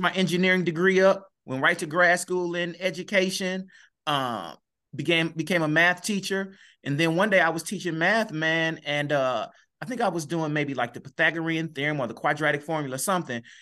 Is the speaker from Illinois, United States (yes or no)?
yes; East St. Louis, Illinois, United States; I'm born and raised in East Saint Louis